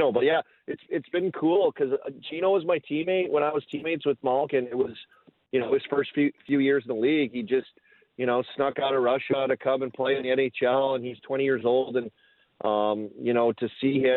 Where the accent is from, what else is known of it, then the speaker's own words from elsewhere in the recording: Saskatoon, Saskatchewan, Canada; now in Pittsburgh, United States; Well, well, I am uh, Canadian, of course. I'm from Saskatoon, so I do the mm-hmm. old Thanksgiving loophole